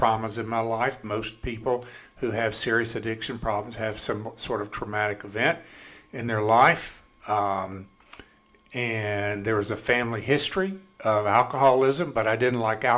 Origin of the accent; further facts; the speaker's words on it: Canton, Mississippi, United States; also born or lived in Jackson, Mississippi; I grew up in Canton, Mississippi